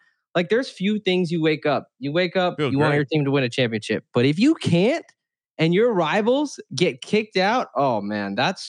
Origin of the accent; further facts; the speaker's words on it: Tampa, Florida, United States; I grew up in Tampa.